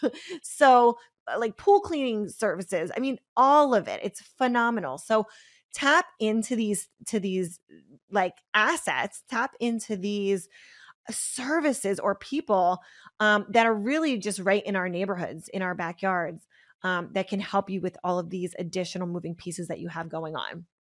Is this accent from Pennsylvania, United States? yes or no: yes; Pennsylvania, United States; I'm from Pennsylvania, so we had these, like, milkmen